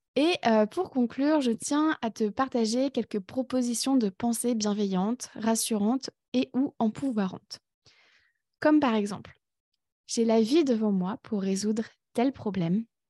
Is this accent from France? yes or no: yes; France; moved away as an adult; also born or lived in Berlin, Germany / Canada; now in Ireland; je suis née en France et j'y ai vécu pendant 20 ans.